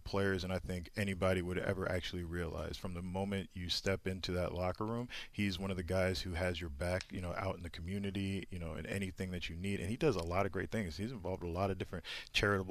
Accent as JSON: {"language": "English", "town": "Indianapolis", "region": "Indiana", "country": "United States", "tie": "born or raised there", "also_born_or_lived": "Boston / New York", "moved": "as an adult", "said": "I grew up in Indianapolis, where it snows very frequently during this time of year"}